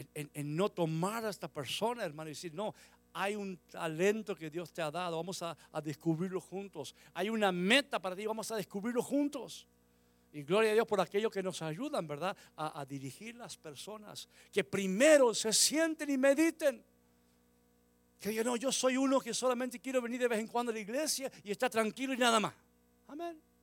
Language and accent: Spanish; Argentina; moved away; volví a, la Argentina muchos años después de venir aquí, volví por primera vez como a los 20 años, 21 años. Y cuando llegué a mi pueblo